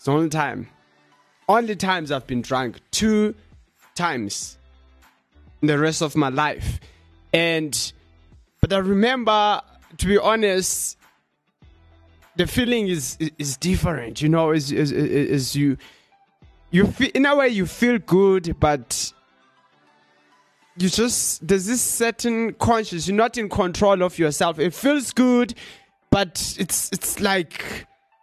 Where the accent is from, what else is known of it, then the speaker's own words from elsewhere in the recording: South Africa; accent: South African; my accent sounds like a South African person